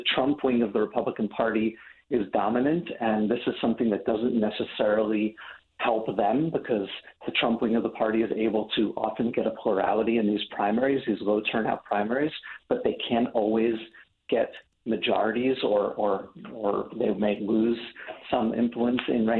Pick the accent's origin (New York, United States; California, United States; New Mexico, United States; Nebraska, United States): New York, United States; I'm from New York